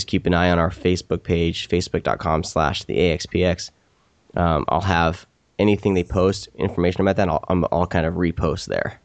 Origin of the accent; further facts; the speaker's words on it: Iowa, United States; moved away; I'm actually originally from Iowa